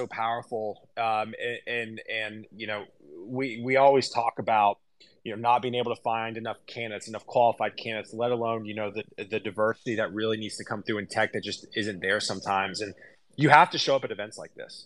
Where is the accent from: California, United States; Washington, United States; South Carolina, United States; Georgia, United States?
South Carolina, United States; Columbia; now in Nashville, United States; I grew up in South Carolina, actually Columbia